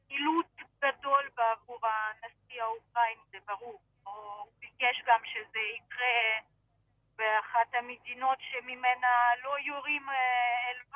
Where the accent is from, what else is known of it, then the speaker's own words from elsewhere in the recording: Sevastopol, Crimea, Ukraine; now in Israel; גדלנו ביחד בסבסטופול.